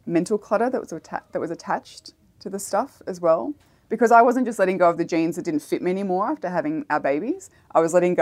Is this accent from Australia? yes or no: yes; Australia; as an Australian